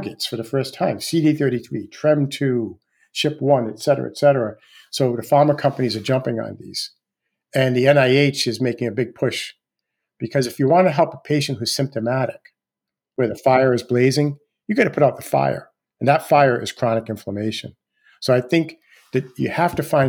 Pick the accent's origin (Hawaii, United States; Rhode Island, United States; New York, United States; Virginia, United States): Rhode Island, United States; Rhode Island, my home state